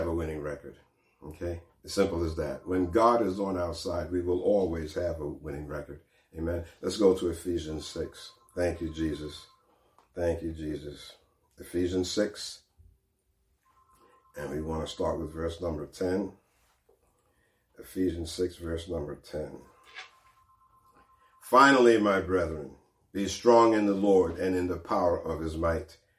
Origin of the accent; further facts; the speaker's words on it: East Coast, New York, United States; moved away; I'm from the East Coast where we had plenty of hurricanes and things like that and storms